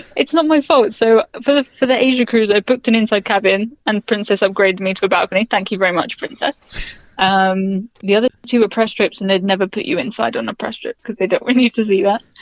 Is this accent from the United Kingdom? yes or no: yes; United Kingdom; I'm from Britain